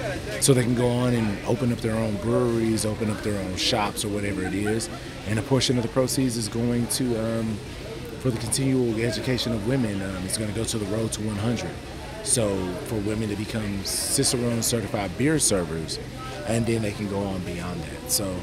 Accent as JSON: {"language": "English", "town": "Houston", "region": "Texas", "country": "United States", "said": "I'm from Houston, Texas."}